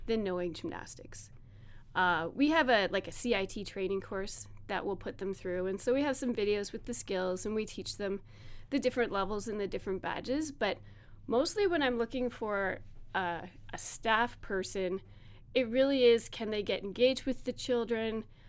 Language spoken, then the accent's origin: English; Strathroy, Ontario, Canada; now in Hanover, Canada; I grew up in Strathroy